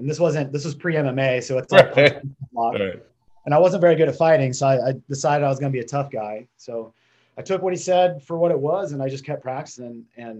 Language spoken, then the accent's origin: English; Western Nebraska, United States; I grew up in Western Nebraska, small town, hunting and fishing. I thought about 20,000, but we were the city kids in Western Nebraska.